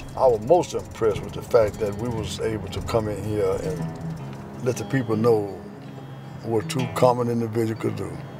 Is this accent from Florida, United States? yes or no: no; Meadville, Mississippi, United States; Growing up in Meadville at that time, my dad, our dad died when I was two and a half years old